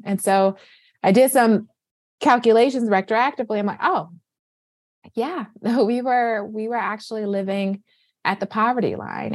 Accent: Flint, Michigan, United States; now in Boston, United States; born and raised in Flint, Michigan. I am currently residing in Boston

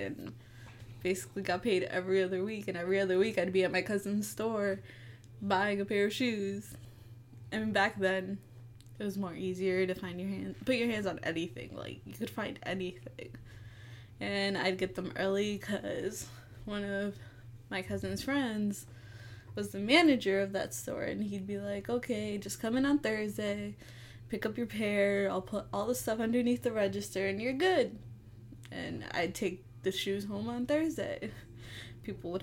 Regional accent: Worcester, Massachusetts, United States; I'm from Worcester, Massachusetts

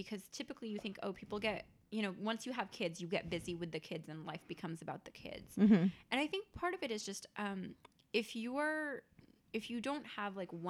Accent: India; I mean, I'm, you know, I'm Indian, so I come from a community of like where people arbitrarily get married because that's the thing

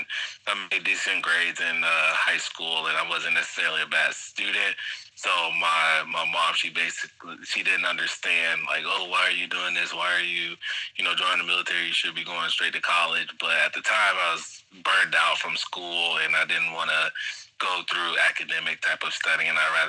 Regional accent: Florida, United States; moved away as an adult; also born or lived in Iowa; I grew up in Florida.

